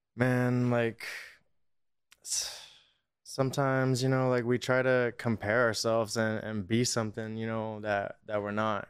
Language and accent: English; Norco, California, United States; Riverside originally, uh, the Inland Empire, like Corona, Norco area.